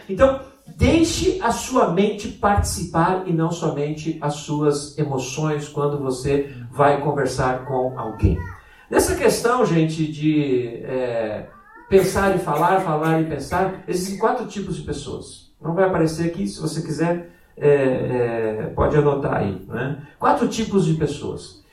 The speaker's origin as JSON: {"language": "Portuguese", "region": "Rio Grande do Sul", "country": "Brazil", "also_born_or_lived": "Braga", "moved": "yes", "said": "O gaúcho é aquele que nasce no Rio Grande do Sul, no sul do Brasil, né? E é a minha terra"}